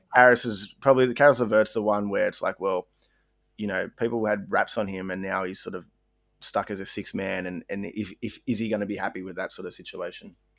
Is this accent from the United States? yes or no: no; Australia; we're Aussie